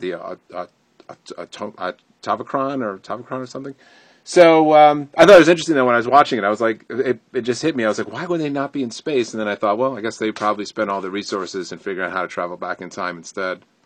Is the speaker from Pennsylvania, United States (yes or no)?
no; Connecticut, United States; where I grew up in Connecticut